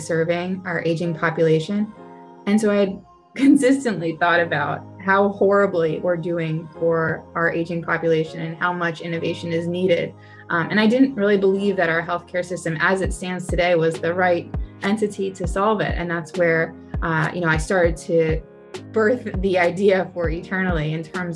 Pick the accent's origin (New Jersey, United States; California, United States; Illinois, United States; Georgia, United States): New Jersey, United States; Cherry Hill; I grew up in South Jersey, in Cherry Hill